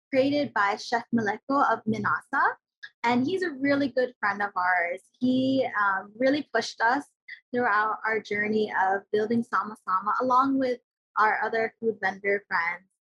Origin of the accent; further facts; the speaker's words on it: Philippines; Yeah, I really wanted us to just go all out with showcasing that we're Filipino.